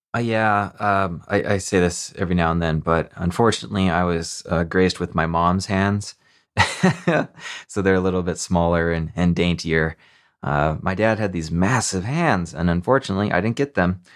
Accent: Montana, United States; I grew up in Montana

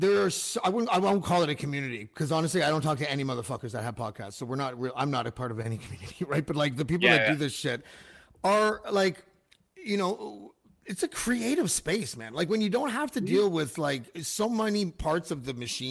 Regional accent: Canada; as a Canadian

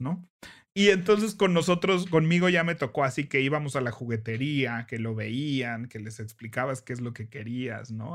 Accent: Mexico; como mexicanos que tenemos Santa Claus y luego Reyes Magos

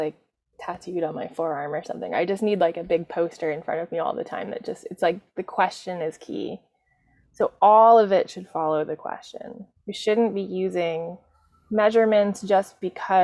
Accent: New York City, New York, United States; I'm a New Yorker

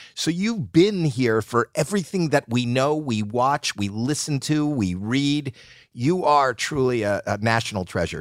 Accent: Canada; now in United States; I'm Canadian

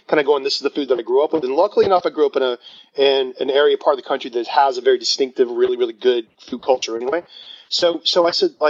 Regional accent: the South, United States; because I grew up in the South, so fried chicken, you know

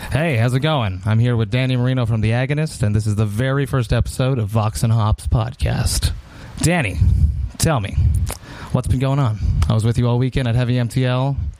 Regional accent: Montreal, Quebec, Canada; I come from Montreal.

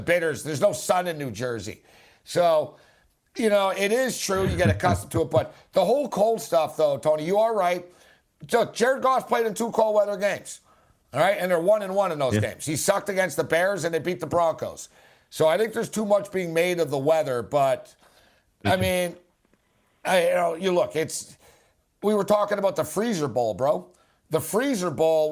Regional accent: Montreal, Quebec, Canada; moved away; also born or lived in Las Vegas / Los Angeles; I'm from Montreal, which is not really Canada. It's Quebec. Although I haven't lived there

